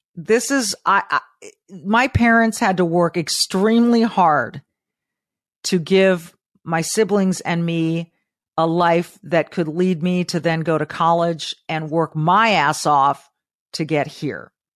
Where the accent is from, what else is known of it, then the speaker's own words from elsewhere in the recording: Southern California, United States; moved away; as a child growing up in Southern California